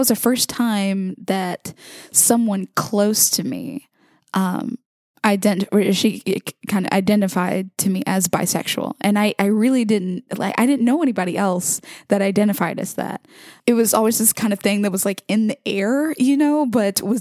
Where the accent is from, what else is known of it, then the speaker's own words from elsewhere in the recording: Mobile, Alabama, United States; I was born and raised in Mobile, Alabama, to a predominantly Catholic family.